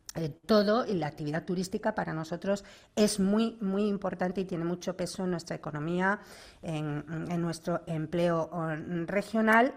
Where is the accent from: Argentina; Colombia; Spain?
Spain; Cantabria; soy cántabra y una enamorada de mi tierra